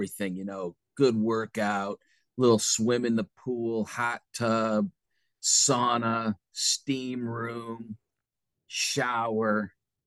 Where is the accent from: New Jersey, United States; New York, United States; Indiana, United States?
New York, United States; central; moved away; I'm from Dairy Farm country up in central New York